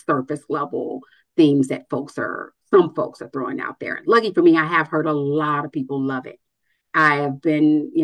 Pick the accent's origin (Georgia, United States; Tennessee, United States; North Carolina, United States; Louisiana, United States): Tennessee, United States; Nashville; now in Atlanta, United States; I'm from Nashville